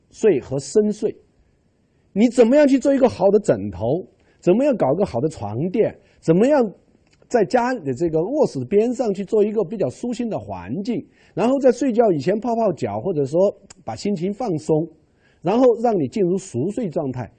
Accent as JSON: {"language": "Chinese", "country": "China", "said": "我们中国人吃饭"}